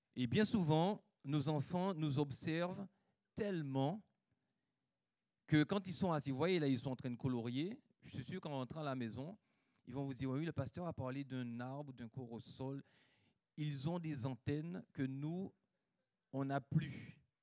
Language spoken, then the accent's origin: French; Guadeloupe; J'ai grandi en Guadeloupe, donc le plus beau des pays